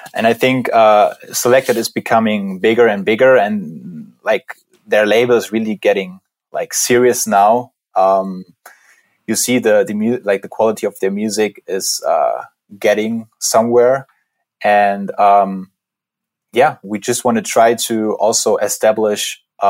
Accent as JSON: {"language": "English", "region": "Berlin", "country": "Germany", "said": "we're both from Berlin"}